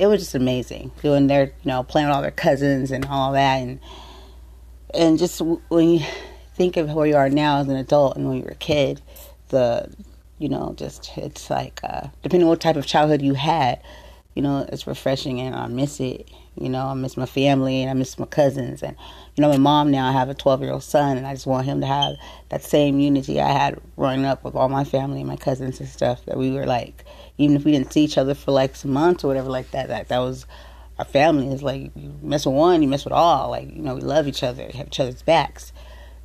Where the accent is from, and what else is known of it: San Diego, California, United States; born or raised there